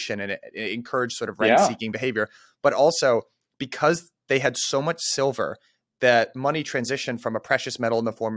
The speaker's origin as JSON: {"language": "English", "town": "Boston", "region": "Massachusetts", "country": "United States", "tie": "born or raised there", "moved": "yes", "lives_now": "New York, United States", "said": "I'm in New York. I was born in Boston. I am an American."}